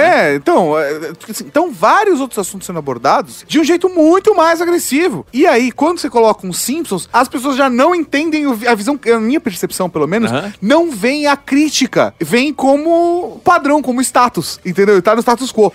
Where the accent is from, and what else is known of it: Brazil